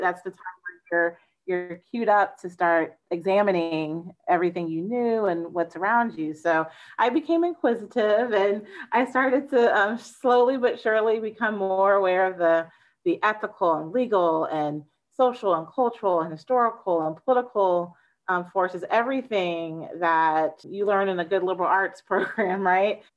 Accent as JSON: {"language": "English", "town": "Tampa", "region": "Florida", "country": "United States", "tie": "born or raised there", "said": "I grew up in Florida, in the Tampa Bay area to be exact"}